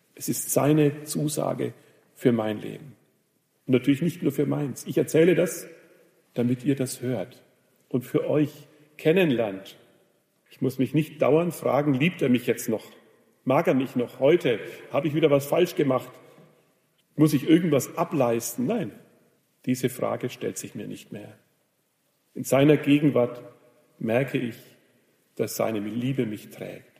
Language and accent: German; Germany; in Rodenburg, wo ich herkomme